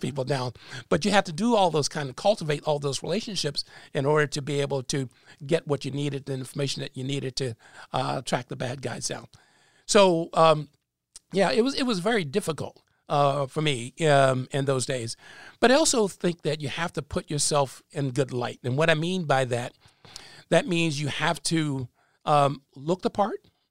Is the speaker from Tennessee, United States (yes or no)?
no; Enfield, North Carolina, United States; also born or lived in New York / New Jersey; now in Raleigh, United States; I was born and raised in Halifax County in Field, North Carolina.